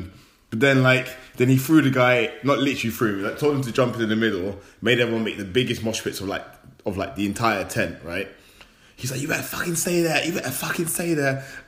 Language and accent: English; London, United Kingdom; we're from London.